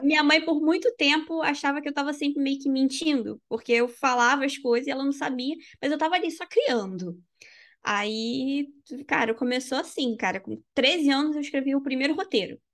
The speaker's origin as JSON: {"language": "Portuguese", "country": "Brazil", "moved": "yes"}